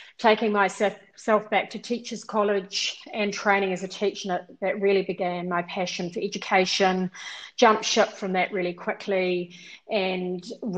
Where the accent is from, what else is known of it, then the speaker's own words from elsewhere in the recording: South Island, New Zealand; I grew up mainly in the South Island, and I was one of six girls.